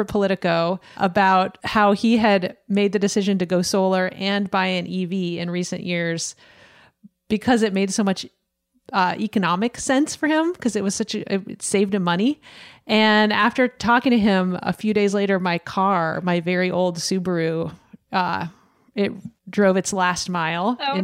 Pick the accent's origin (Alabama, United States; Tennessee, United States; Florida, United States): Tennessee, United States; Gatlinburg; I grew up in Gatlinburg, where we cruised up and down the strip